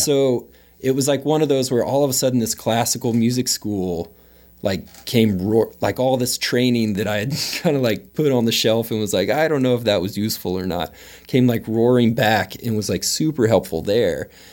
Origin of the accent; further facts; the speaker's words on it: Austin, Texas, United States; moved away as an adult; also born or lived in Dallas, Texas / Waco, Texas / New York City; I was born in Dallas, but I, I grew up in Austin.